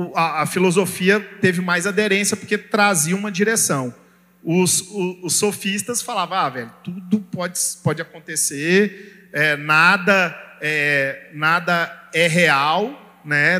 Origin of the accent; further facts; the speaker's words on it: Brazil; como brasileiro a gente vê isso, porque a nossa cultura judaico-cristã brasileira